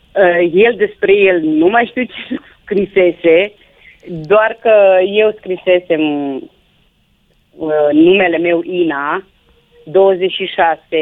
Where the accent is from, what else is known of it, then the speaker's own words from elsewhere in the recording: Reghin, Mureș County, Romania; eu nu sunt de Mulțea, sunt din Reghin.